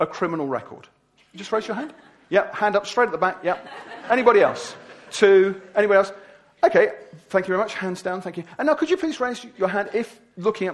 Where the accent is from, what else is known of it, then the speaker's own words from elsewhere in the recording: Wimbledon, London, United Kingdom; I'm from Wimbledon.